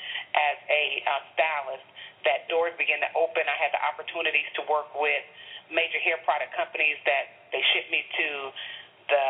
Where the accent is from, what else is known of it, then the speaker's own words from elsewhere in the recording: Chicago, Illinois, United States; moved away as an adult; also born or lived in Tuskegee, Alabama / Atlanta, Georgia; I'm originally from Chicago, Illinois